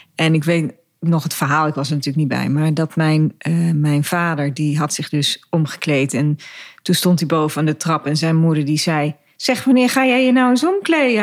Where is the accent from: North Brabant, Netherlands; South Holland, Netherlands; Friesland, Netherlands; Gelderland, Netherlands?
Gelderland, Netherlands; Dieren; also born or lived in De Steeg; ik in Dieren, waar ik opgegroeid ben